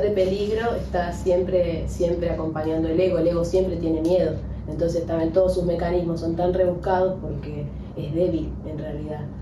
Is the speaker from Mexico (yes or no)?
no; Argentina; soy argentina, me identifico con este club de fútbol, con mi barrio